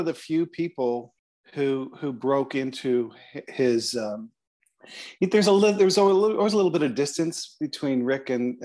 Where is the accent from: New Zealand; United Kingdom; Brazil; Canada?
Canada; Toronto, Ontario; you can tell I'm from Toronto because I said Toronto